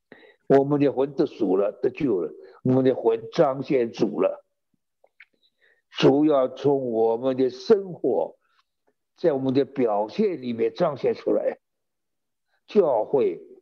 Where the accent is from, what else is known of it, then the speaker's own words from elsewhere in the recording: China; 犹太人的算法跟我们中国人不一样